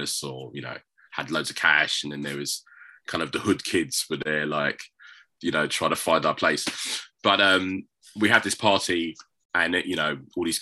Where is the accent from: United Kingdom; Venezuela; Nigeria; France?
United Kingdom; London; I grew up in South London, born in 1970